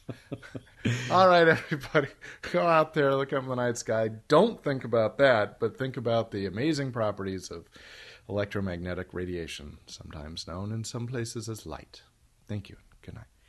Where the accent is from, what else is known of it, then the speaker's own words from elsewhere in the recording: Sacramento, California, United States; my hometown, Sacramento